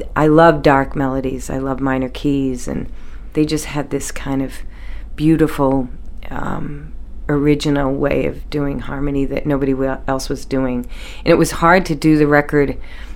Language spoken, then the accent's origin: English; Peabody, Massachusetts, United States; moved away as an adult; also born or lived in Center Lovell, Maine; now in Maine, United States; we're from Peabody, and my grandparents came off the boat, but, you know, it was a very normal kind of Peabody lifestyle. But I came to Maine when I was 19